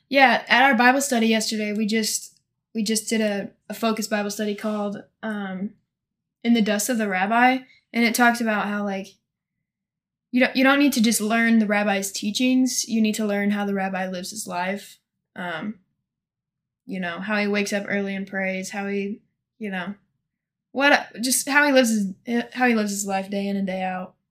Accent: Monroe City, Missouri, United States; I'm from a little bitty town in northeast Missouri called Monroe City.

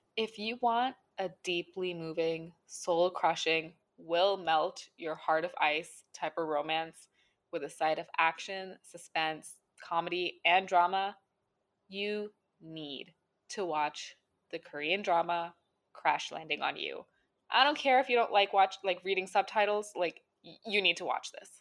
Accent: India; As an Indian person, a citizen of India

